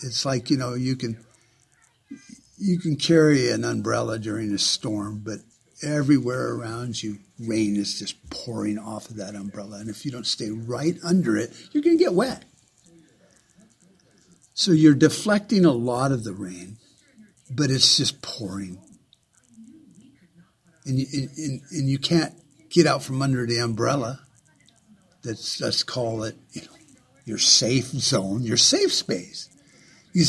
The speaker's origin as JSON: {"language": "English", "country": "United States", "said": "As an American"}